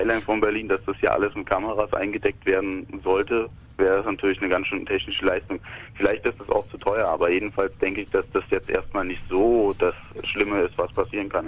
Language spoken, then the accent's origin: German; Russia; German is a second language; ich bin Russe, ich bin selber Ausländer, ich habe